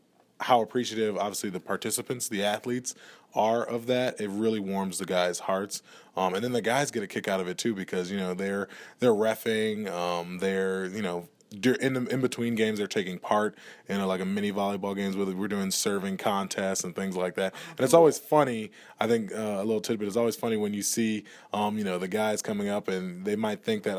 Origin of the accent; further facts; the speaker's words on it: New Orleans, Louisiana, United States; There's a little French Creole in there. I'm originally from New Orleans.